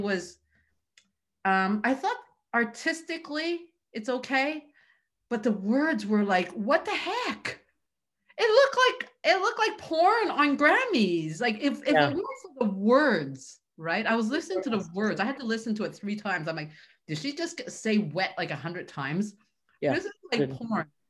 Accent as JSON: {"language": "English", "country": "Canada", "tie": "born or raised there", "said": "I come from a culture, I'm Chinese, where that just does not happen, right? So and I grew up in Canada"}